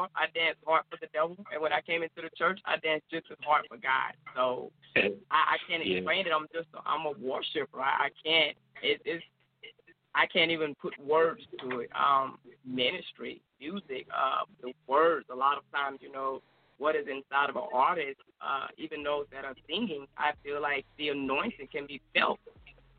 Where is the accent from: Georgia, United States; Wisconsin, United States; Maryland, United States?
Georgia, United States; Augusta; moved away; I was born and raised in Augusta, Georgia.